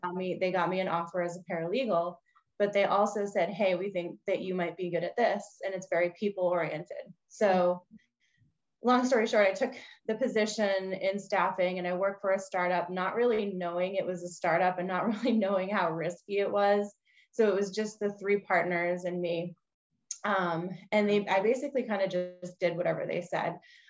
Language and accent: English; Bridgewater, Massachusetts, United States; I grew up on the South Shore of Massachusetts in a town called Bridgewater. And I grew up with this, raised by a single mom, had two younger sisters, all girls in the family.